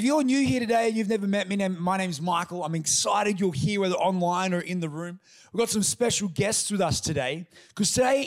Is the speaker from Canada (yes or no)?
no; Toowoomba, Queensland, Australia; I grew up in Toowoomba amongst a white community from obviously a white family.